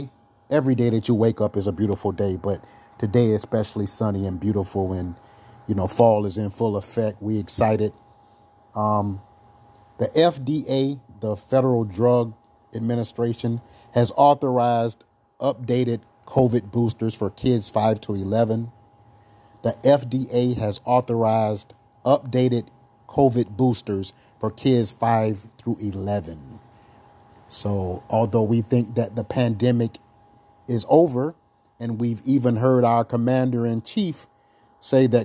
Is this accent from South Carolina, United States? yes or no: yes; South Carolina, United States; I'm from South Carolina